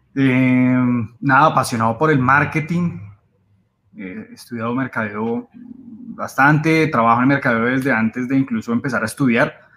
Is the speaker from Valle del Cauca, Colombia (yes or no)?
no; Bogotá, Colombia; bogotano, 34 años